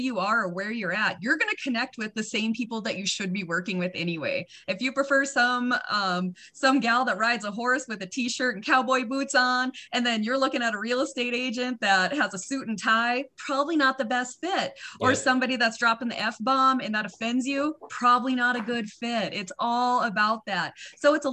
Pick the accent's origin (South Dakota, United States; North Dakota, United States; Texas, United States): North Dakota, United States; moved away; You know, I grew up in North Dakota. So after I have usually a couple drinks, that accent comes out real thick.